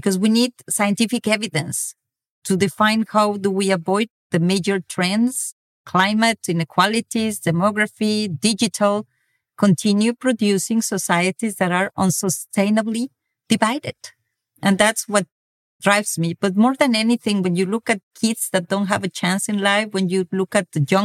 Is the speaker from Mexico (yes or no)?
yes; Mexico; moved away as an adult; now in France; I come from Mexico, where inequality is really everywhere. And when I moved to France 15 years ago